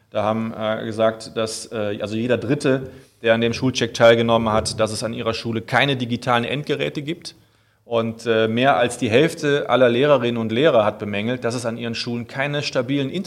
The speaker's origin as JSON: {"language": "German", "town": "Euskirchen", "region": "North Rhine-Westphalia", "country": "Germany", "lives_now": "Cologne, Germany", "said": "Ich komme eigentlich äh, aus der Voreifel, darf ich ja hier mal sagen, also"}